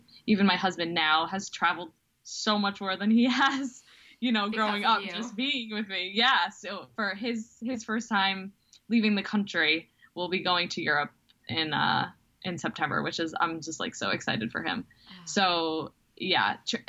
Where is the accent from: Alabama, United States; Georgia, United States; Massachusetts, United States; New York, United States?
New York, United States; New York City; moved away as an adult; now in Philadelphia, United States; I live in Philly. We're both from New York.